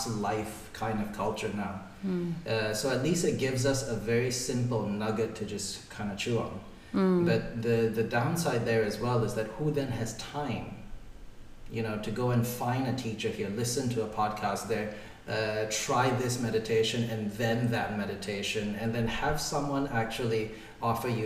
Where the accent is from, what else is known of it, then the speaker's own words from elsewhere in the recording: Singapore; I grew up in Singapore